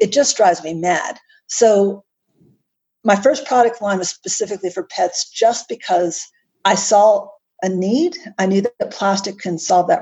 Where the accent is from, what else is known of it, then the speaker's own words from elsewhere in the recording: United States; accent: American; now in Canberra, Australia; Despite my American accent, I'm actually based in Canberra, Australia, which is the nation's capital.